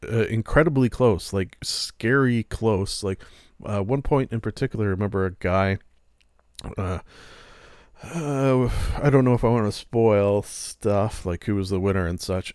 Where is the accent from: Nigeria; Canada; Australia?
Canada; being a Canadian